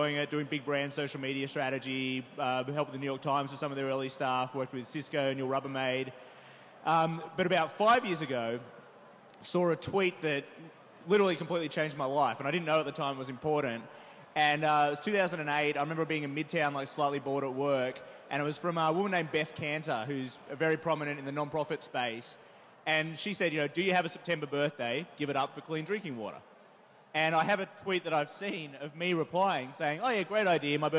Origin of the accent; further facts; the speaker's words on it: Australia; moved away as an adult; I'm originally from Australia